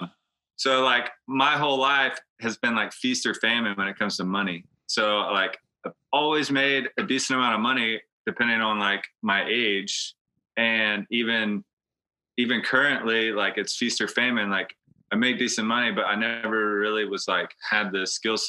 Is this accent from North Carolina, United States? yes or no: yes; Hatteras, North Carolina, United States; growing up in Hatteras, I've worked since I was 5 years old on a boat